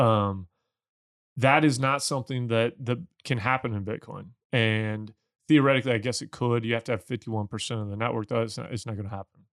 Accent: Missouri, United States; I'm from Missouri as well

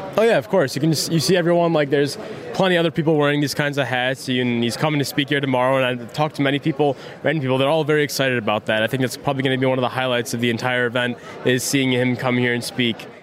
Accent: Chicago, Illinois, United States; I'm 17 and I'm from Chicago, Illinois

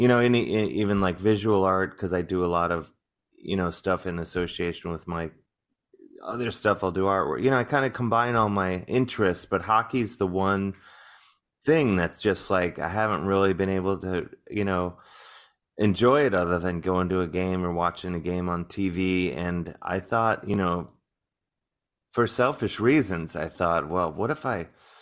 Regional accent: Cleveland, Ohio, United States; now in New York, United States; growing up in Cleveland

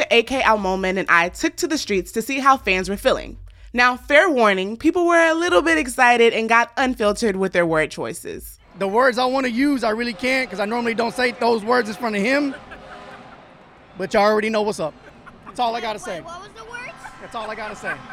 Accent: Mississippi, United States; now in Houston, United States; I'm actually from another state, but I'm from Mississippi. But I, I've been in Houston like seven years, so I'm like adopted.

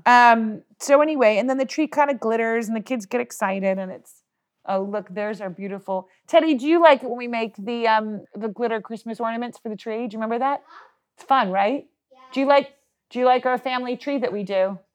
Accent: United States; as an American

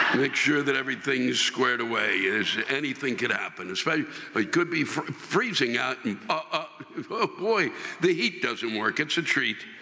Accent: New York, United States

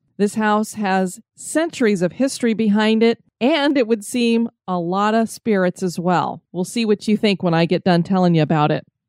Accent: Aurora, Colorado, United States; my hometown of Aurora, Colorado

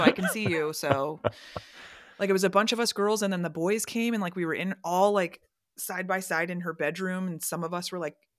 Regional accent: Orlando, Florida, United States; moved away as an adult; now in Chicago, United States; So yeah, I've been in Chicago for 18 years, which I never expected. But I grew up in Orlando. I moved there when I was 5. So I was there for 20 years.

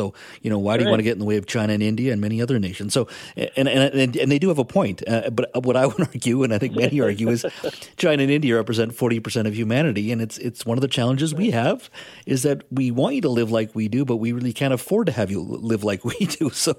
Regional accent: Williams Lake, British Columbia, Canada; I grew up in the interior in the Caribou town of Williams Lake, which at one time had the second largest rodeo in Canada.

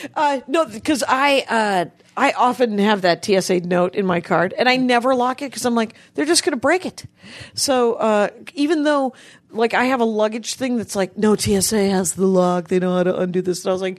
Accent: United States; Anyway, because I'm an American and I would like to sit.

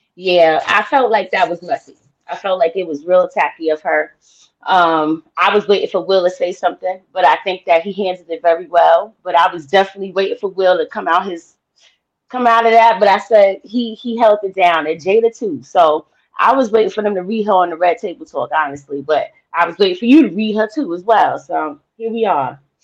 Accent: New York City, New York, United States; I'm from the BX Cardi Cardi Town

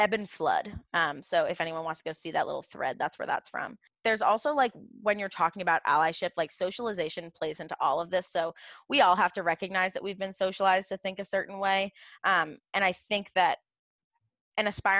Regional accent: Portsmouth, New Hampshire, United States; I'm from Portsmouth, New Hampshire

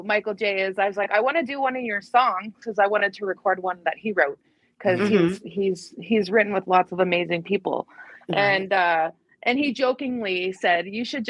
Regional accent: Canada; also born or lived in Edmonton, Alberta; I am very Canadian

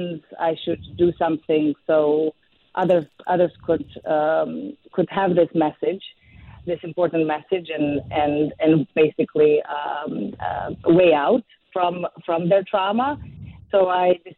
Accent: Serbia; moved away as an adult; now in New York, United States; I was born and raised in Serbia

